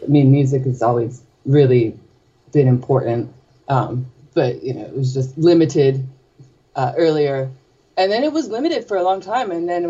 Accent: New Jersey, United States; I grew up in New Jersey.

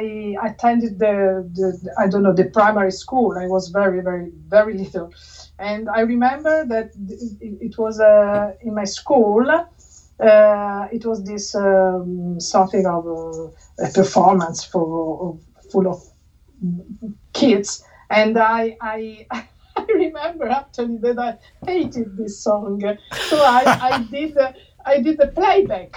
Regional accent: Latina, Lazio, Italy; I grew up in Latina. Latina is very close to Rome

